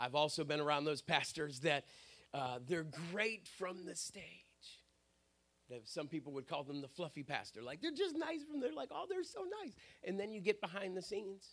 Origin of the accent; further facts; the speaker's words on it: Pittsburgh, Pennsylvania, United States; moved away; I grew up in Pittsburgh, Pennsylvania